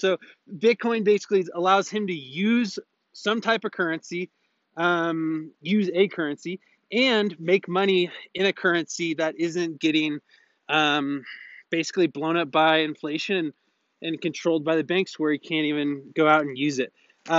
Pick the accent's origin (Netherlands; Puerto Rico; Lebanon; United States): Lebanon; I'm from Lebanon, and if some people here are not aware, we are going through a disastrous economic political crisis.